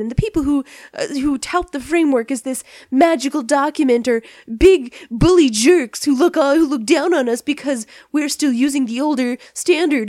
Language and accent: English; Canada; being Canadian